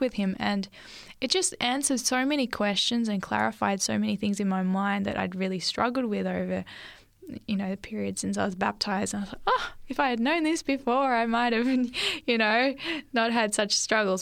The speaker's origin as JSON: {"language": "English", "town": "Lake Macquarie", "region": "New South Wales", "country": "Australia", "tie": "born or raised there", "also_born_or_lived": "Sydney", "said": "we moved up to um, this local Lake Macquarie area"}